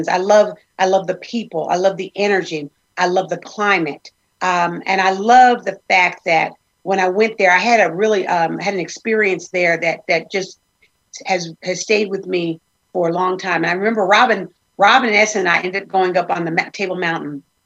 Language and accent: English; New Jersey, United States; I'm from New Jersey